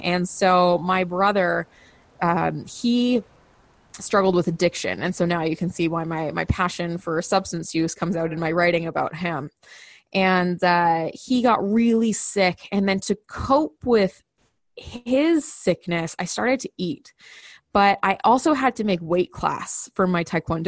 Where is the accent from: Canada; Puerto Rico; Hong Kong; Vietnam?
Canada; I'm a Canadian